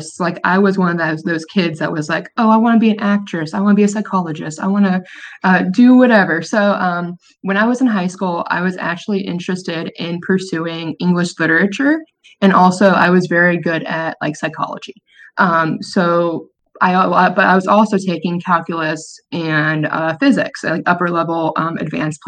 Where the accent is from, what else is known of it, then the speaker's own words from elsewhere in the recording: Orlando, Florida, United States; growing up in Orlando